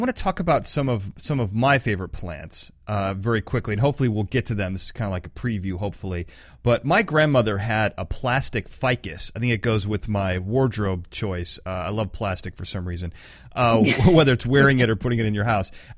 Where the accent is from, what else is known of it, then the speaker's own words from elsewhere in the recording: California, United States; I'm from California